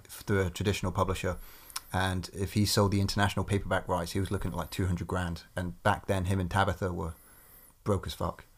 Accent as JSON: {"language": "English", "town": "Corby", "region": "East Midlands", "country": "United Kingdom", "tie": "born or raised there", "said": "my hometown in Corby"}